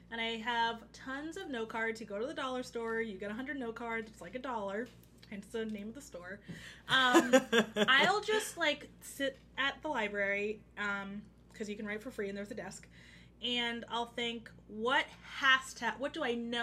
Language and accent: English; Oxon Hill, Maryland, United States; I'm from Oxon Hill, Maryland, which is in PG County.